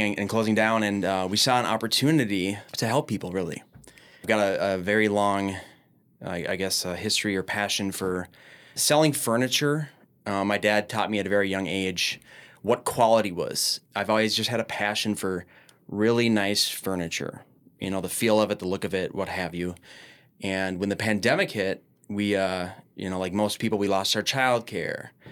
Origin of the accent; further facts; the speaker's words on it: Minneapolis, Minnesota, United States; I'm from Minneapolis, born and raised